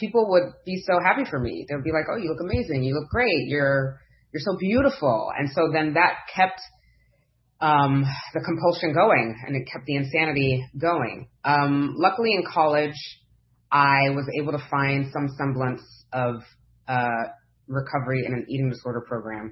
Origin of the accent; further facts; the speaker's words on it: Nigeria; I was born in Nigeria, raised to Nigerian parents who were very Christian